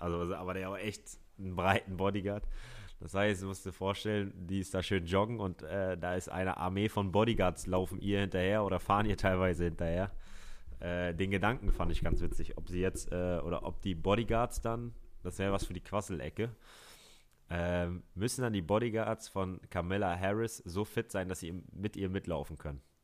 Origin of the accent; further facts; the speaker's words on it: Hamburg, Germany; ich bin ein Hamburger Jung